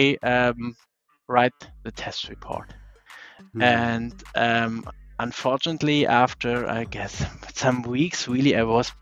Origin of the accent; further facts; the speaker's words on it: Germany; I'm from Germany